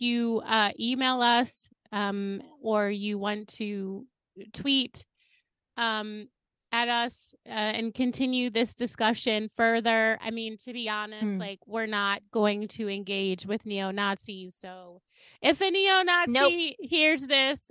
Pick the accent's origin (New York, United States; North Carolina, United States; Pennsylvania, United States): New York, United States; New York City; as a New Yorker